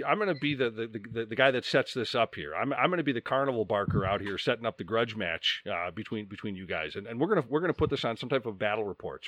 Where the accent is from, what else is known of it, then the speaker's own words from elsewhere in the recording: Chicago, Illinois, United States; I'm from Chicago